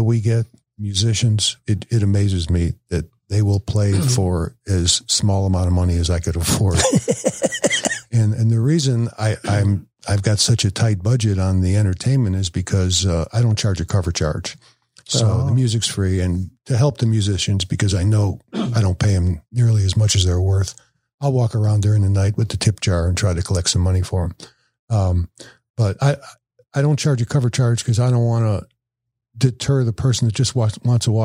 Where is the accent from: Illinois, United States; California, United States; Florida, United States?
Illinois, United States; Chicago; now in Woodstock, United States; I'm from Chicago